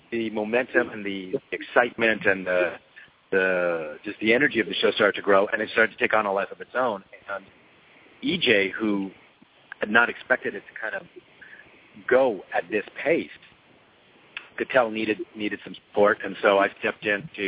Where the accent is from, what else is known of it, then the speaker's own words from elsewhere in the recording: Montreal, Quebec, Canada; moved away as an adult; now in Los Angeles, United States; I grew up in Montreal, Canada